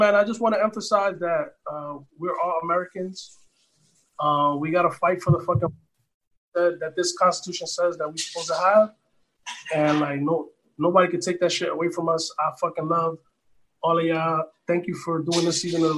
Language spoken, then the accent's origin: English; Dominican Republic; now in United States; I was born in the Dominican Republic. I did the whole citizenship